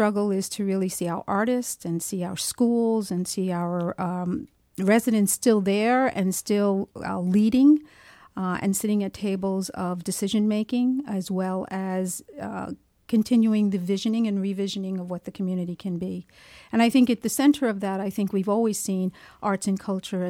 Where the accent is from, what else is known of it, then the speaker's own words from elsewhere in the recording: Williamsburg, United States; all of us being community residents or, in my case, born and raised in Williamsburg.